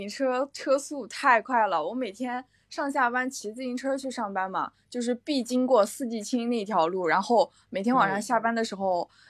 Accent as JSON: {"language": "Chinese", "town": "Xuancheng", "region": "Anhui", "country": "China", "moved": "as an adult", "lives_now": "Hangzhou, China", "said": "我是安徽人，我来自安徽南边，反正离浙江特别近的一个城市。嗯，我也不知道大家能不能知道，就是嗯，大家写字用的那个宣纸的那个宣城，就我是。"}